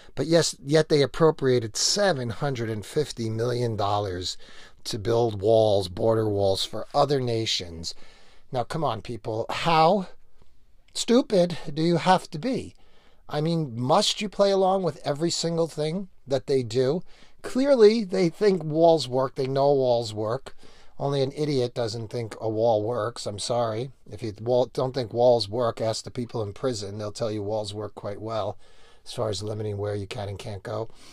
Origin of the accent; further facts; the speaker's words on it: New York, United States; I grew up in New York